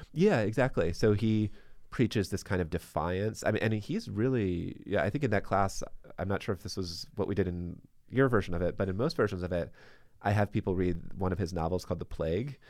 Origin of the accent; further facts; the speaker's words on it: Baltimore, Maryland, United States; now in Boston, United States; I'm originally from Baltimore